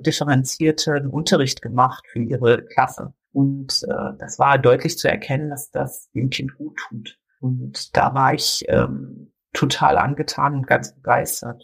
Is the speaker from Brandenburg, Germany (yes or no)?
yes; Brandenburg, Germany; bei uns in Brandenburg